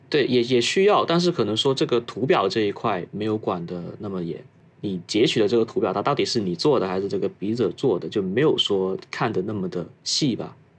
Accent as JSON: {"language": "Chinese", "town": "Foshan", "region": "Guangdong", "country": "China", "also_born_or_lived": "Shenzhen", "moved": "as an adult", "lives_now": "Tokyo, Japan", "said": "我老家祖籍是顺德的，普通话是有点跟别的家庭不太一样。家里是做工厂这一块业务，然后产品的话是封扇类跟厨房加电类，主要是以电饭锅与水壶为主的"}